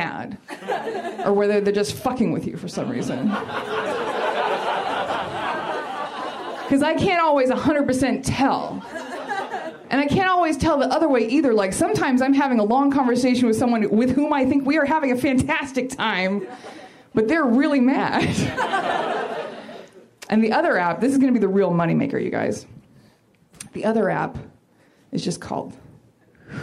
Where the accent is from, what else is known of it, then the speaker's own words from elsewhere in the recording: Portland, Oregon, United States; now in Los Angeles, United States; I'm from Portland